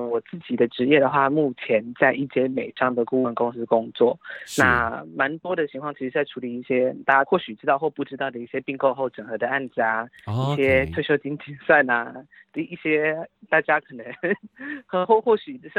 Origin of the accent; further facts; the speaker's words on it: Taichung, Taiwan; moved away as an adult; also born or lived in Changhua / Hsinchu; now in Taipei, Taiwan; 我其实是在彰化出生，但是零到五岁在新竹。兜兜转转回来台中老家之后，然后接下来就上大学就去台北，然后一路待到现在了。